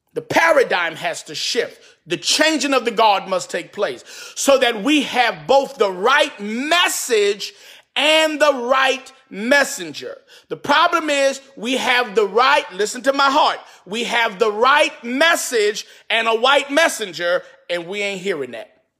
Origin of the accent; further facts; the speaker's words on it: New York City, New York, United States; also born or lived in Bronx / Queens / Brooklyn; I was born and raised in Harlem, moved to the Bronx, also lived in Queens, lived in Brooklyn for a little while